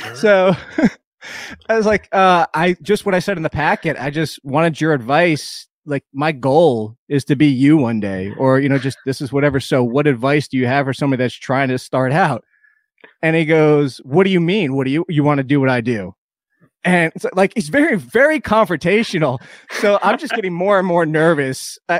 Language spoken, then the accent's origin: English; United States; We're from up there. we're from New Jersey, New York, and there's not much of that down here.